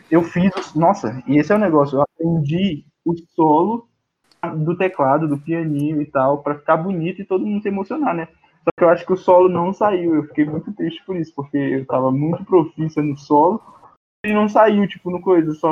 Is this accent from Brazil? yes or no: yes; Northeast Brazil, Brazil; eu sou nordestino